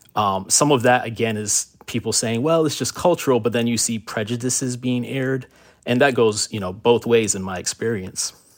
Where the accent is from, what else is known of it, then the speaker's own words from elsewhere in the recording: Miami, Florida, United States; also born or lived in Miramar, Florida; My family moved from Miami in nineteen ninety-two after Hurricane Andrew. We moved to Broward County to a city called Miramar